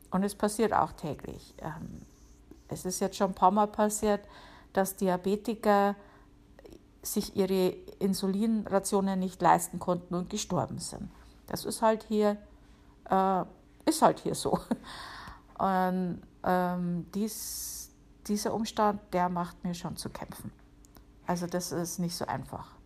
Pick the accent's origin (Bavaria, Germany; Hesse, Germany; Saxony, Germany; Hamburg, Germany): Bavaria, Germany; Wie man hören kann, ich bin ja aus Bayern, ähm, genau zu sein aus der Oberpfalz. Und ich bin halt irgendwie auch so, so ein grantiger Oberpfälzer manchmal.